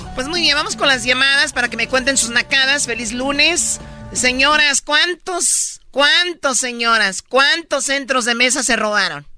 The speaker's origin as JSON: {"language": "Spanish", "town": "Tepatitlán", "region": "Jalisco", "country": "Mexico", "said": "yo soy de Tepatitlán"}